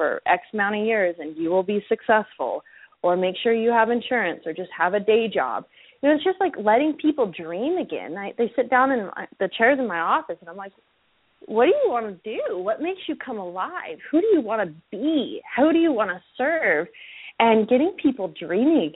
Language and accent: English; Utah, United States; moved away as an adult; also born or lived in California; I was born and raised in Utah, and I came back here to open up my practice